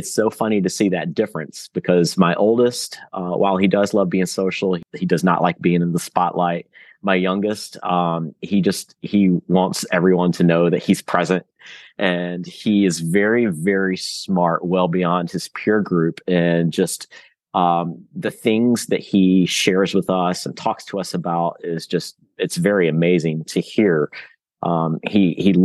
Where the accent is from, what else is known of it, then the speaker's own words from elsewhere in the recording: Roanoke, Virginia, United States; now in Jacksonville, United States; I was born in Roanoke at Roanoke Memorial Hospital. My family is from Roanoke